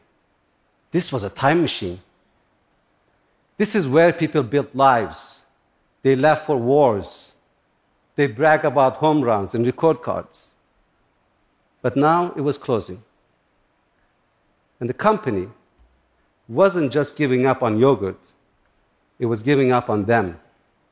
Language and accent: English; Turkey; born or raised there; also born or lived in upstate New York, United States; now in United States